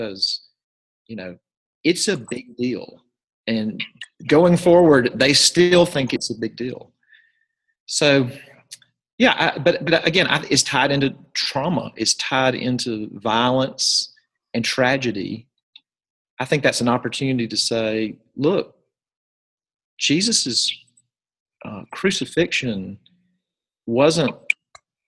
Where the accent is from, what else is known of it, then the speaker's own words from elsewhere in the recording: Jackson, Mississippi, United States; I'm from Jackson, Mississippi